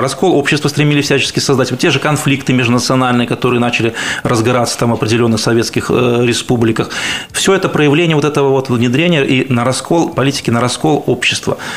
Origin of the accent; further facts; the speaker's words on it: Belarus; белорус однозначно